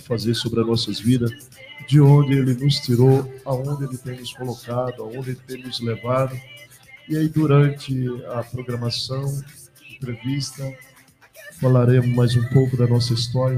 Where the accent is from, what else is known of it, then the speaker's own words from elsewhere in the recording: Canudos, Bahia, Brazil; moved away; eu nasci ali próximo, é, me criei ali tomando banho naquele açude